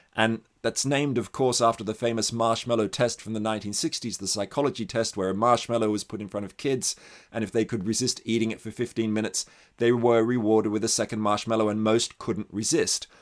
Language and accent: English; Australia; I'm Australian, actually, and kind of sensitive to the long history of indigenous exploitation in the country I grew up